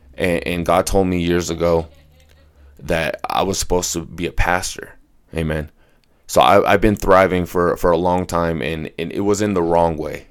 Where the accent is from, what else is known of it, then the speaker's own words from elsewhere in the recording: Colorado, United States; I was born and raised here in Colorado.